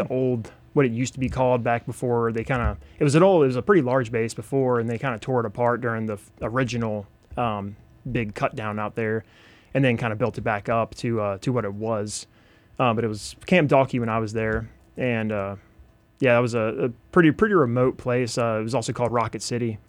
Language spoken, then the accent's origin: English; Mooresville, North Carolina, United States; moved away as an adult; also born or lived in Japan; I'm from Mooresville originally